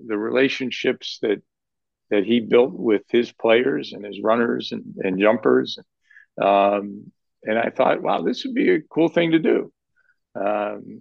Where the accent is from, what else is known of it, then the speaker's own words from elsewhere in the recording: Lorain, Ohio, United States; moved away; I'm originally from Lorain, Ohio